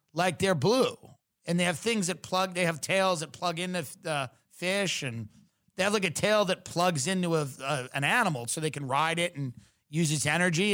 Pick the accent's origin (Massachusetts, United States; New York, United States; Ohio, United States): New York, United States; Long Island; I'm from Long Island where women are very, some of them are very masculine